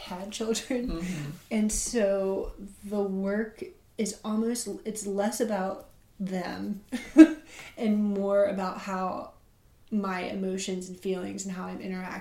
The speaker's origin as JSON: {"language": "English", "town": "Columbia", "region": "South Carolina", "country": "United States", "tie": "born or raised there", "also_born_or_lived": "Arlington, Virginia / Mississippi", "moved": "yes", "lives_now": "Ackerman, Mississippi, United States", "said": "I grew up in Columbia, South Carolina"}